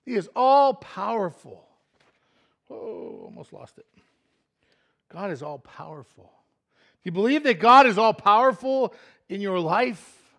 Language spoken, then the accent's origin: English; Pennsylvania, United States; I'm from Pennsylvania, not Florida